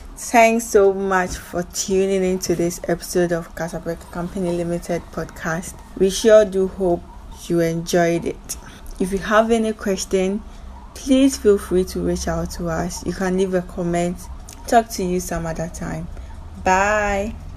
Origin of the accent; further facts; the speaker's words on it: Ghana; I'm from Ghana.